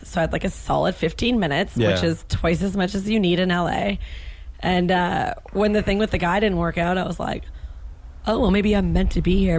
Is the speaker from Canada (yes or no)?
yes; Canada; now in Los Angeles, United States; Because like as a Canadian host, I would always just have like beer and wine and alcohol on hand to give guests.